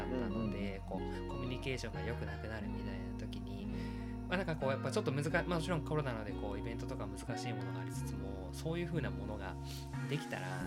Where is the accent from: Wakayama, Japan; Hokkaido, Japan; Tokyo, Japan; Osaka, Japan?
Wakayama, Japan; 僕は地元和歌山なんですけど